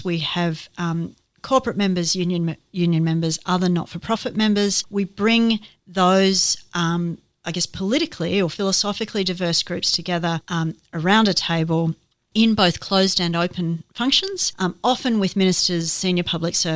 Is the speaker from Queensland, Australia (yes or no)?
yes; Ipswich, Queensland, Australia; became an MP when I was 26, representing my hometown, Ipswich